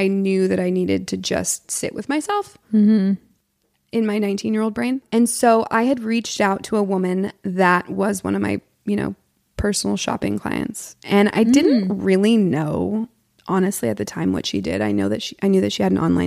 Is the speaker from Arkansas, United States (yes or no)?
no; Portland, Oregon, United States; moved away as an adult; now in Los Angeles, United States; I'm from Portland, born and raised